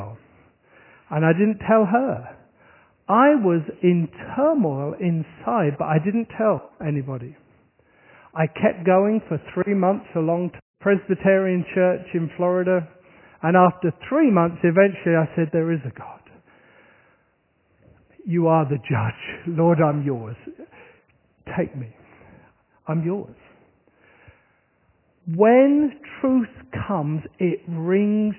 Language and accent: English; Horsham, South East England, United Kingdom; moved away; my hometown, which is Horsham in Sussex